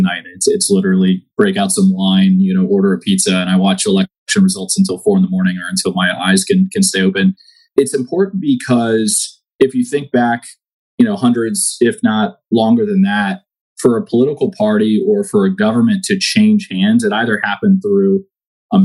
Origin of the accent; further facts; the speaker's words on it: United States; as an American